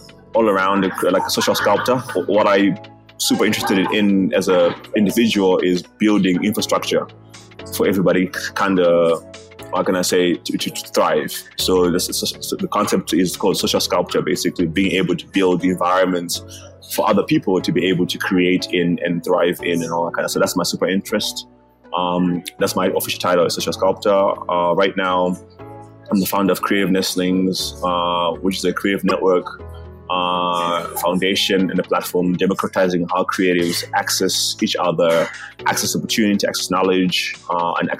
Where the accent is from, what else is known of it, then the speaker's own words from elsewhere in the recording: Zimbabwe; also born or lived in Malawi; now in South Africa; I'm a foreigner in South Africa right now. I was born in Zimbabwe. I'm half Malawian, half Zimbabwean already. So I was already a foreigner back in Zimbabwe already